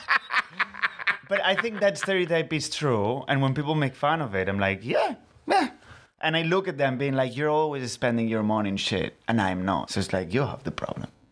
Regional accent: Barcelona, Catalonia, Spain; accent: Spanish; first language Catalan; English is a second language; now in London, United Kingdom; I am from Barcelona, I speak like

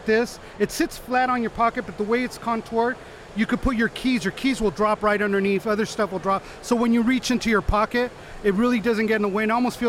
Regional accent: Los Angeles, California, United States; I'm from Los Angeles, California, born and raised

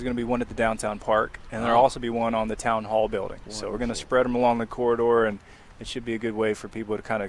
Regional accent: Durham, North Carolina, United States; Born and raised in Durham

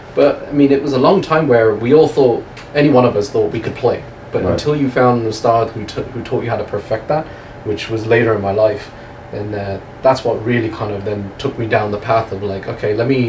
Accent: England, United Kingdom; moved away; In England, growing up in England

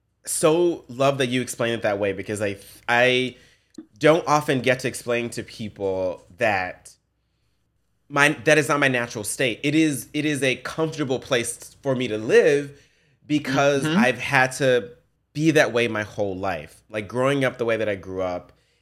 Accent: the South, United States; I come from the South. I come from the ghetto. I grew up poor.

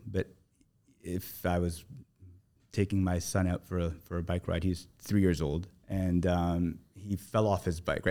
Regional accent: Toronto, Ontario, Canada; moved away as an adult; now in Abu Dhabi, United Arab Emirates; I grew up in Toronto

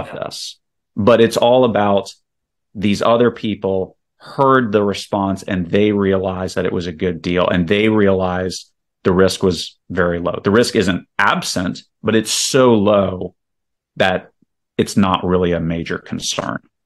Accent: Virginia, United States; moved away as an adult; also born or lived in South Carolina / Saudi Arabia / Houston, Texas; now in Spring, Texas, United States; I grew up in Virginia

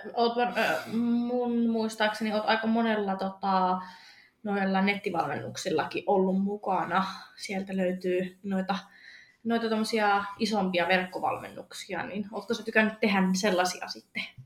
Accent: Rovaniemi, Lapland, Finland; mähän olen siis Rovaniemeltä

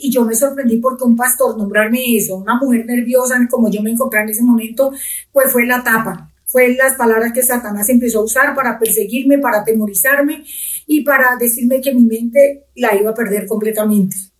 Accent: Pitalito, Huila, Colombia; moved away as an adult; now in Bogotá, Colombia; yo soy del sur de Colombia, de la ciudad de Pitalito, Huila. Eh, mi familia es numerosa, yo soy de las menores

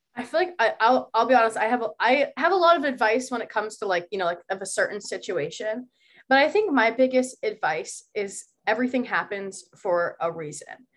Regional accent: Columbus, Ohio, United States; now in Boston, United States; I am from Columbus, Ohio, and I promise you, it's way more than just farmland

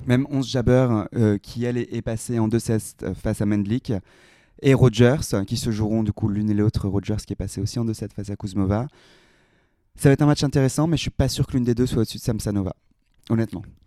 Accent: France; on est français

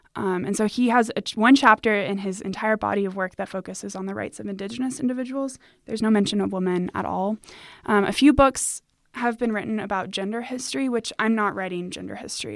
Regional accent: United States; as a Hispanic woman, I you know, I grew up in America

